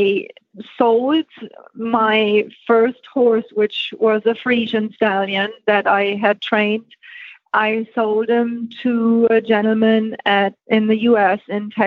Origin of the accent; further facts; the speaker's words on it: Germany; Okay, well, I was born and raised in Germany